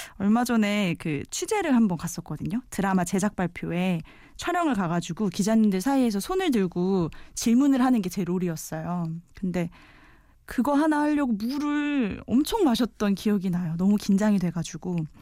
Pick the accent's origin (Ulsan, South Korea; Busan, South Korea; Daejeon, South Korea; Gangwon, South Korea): Daejeon, South Korea; moved away as an adult; now in Seoul, South Korea; 원래 고향은 대전이에요. 어, 태어나서 대학 졸업할 때까지 계속 출장 쭉 대전에서 살았거든요. 대전 토박이에요.